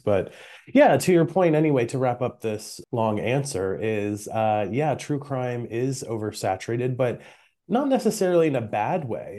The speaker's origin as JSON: {"language": "English", "region": "Maryland", "country": "United States", "tie": "born or raised there", "said": "I'm from Maryland."}